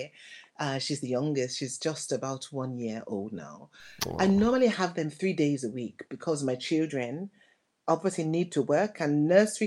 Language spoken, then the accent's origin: English; Nigeria; now in Brighton, United Kingdom; originally, I'm from Nigeria. I'm sure you can hear that my accent is not English. I'm from Nigeria, but I've lived here since 1972